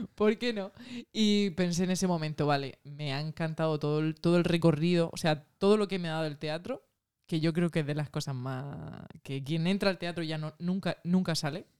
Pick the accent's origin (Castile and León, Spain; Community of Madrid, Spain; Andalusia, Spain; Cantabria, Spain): Andalusia, Spain; Tabernas; also born or lived in Almería; Yo soy de Taberna, de Almería